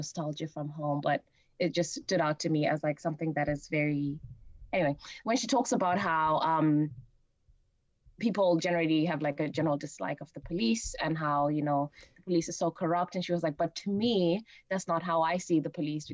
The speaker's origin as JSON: {"language": "English", "region": "Harare", "country": "Zimbabwe", "tie": "born or raised there", "said": "even I'm Zimbabwean, I grew up in Harare"}